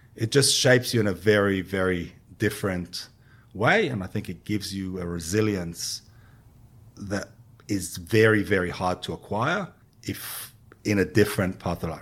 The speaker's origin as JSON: {"language": "English", "country": "Israel", "tie": "born or raised there", "also_born_or_lived": "London", "moved": "as an adult", "lives_now": "Australia", "said": "I was born and raised in Israel"}